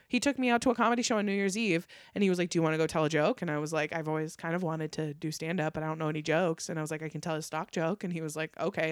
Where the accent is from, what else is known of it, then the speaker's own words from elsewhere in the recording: Fallon, Nevada, United States; also born or lived in Las Vegas, Nevada; I was born in Vegas, but I was raised in Northern Nevada. So I was raised in a really small farm town